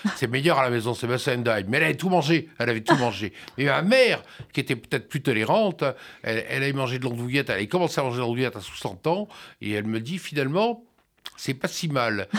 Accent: France; chez nous en France

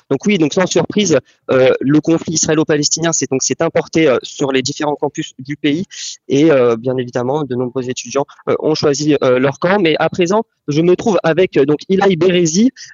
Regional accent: France; en tant que Français, en tant que Juif

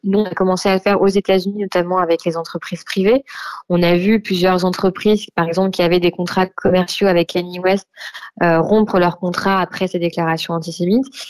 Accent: France; chez nous en France

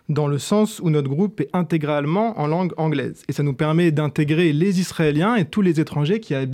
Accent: Dijon, Bourgogne-Franche-Comté, France; now in Paris, France; moi je viens d'une toute petite ville en Bourgogne qui s'appelle Dijon, qui est connue pour sa moutarde, mais aussi pour sa chaleureuse communauté juive. Et lorsque je suis arrivé à Paris

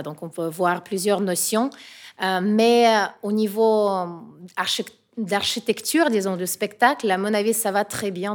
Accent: Russia; French is a second language; moved away; je suis russe et je sens quand même la responsabilité pour mon pays

